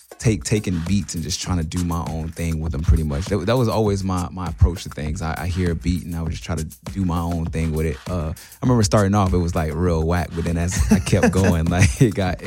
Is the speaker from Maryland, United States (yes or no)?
no; Los Angeles, California, United States; also born or lived in South Central; I'm a guy from Los Angeles, South Central to be exact.